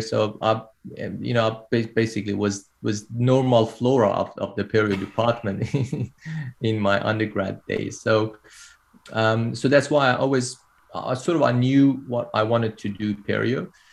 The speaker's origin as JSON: {"language": "English", "country": "Iran", "moved": "as an adult", "lives_now": "Australia", "said": "I did my uh, undergrad training uh, back in my home country, Iran"}